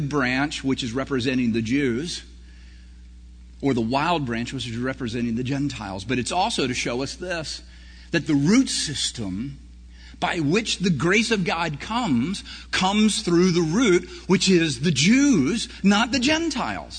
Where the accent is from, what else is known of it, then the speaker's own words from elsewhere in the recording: Prattville, Alabama, United States; I grew up in Prattville, Alabama, which was a corn area of Alabama